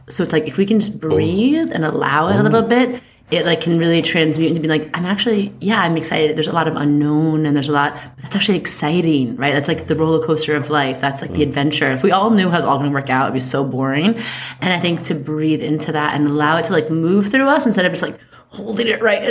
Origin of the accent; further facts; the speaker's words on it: New York, United States; I see something, I say something. I'm a New Yorker.